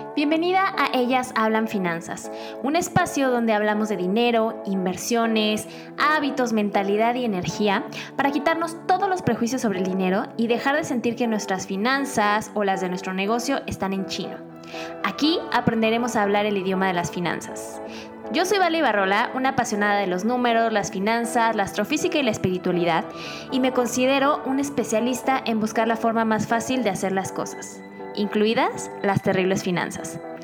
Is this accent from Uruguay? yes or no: no; Mexico; yo estoy actualmente en México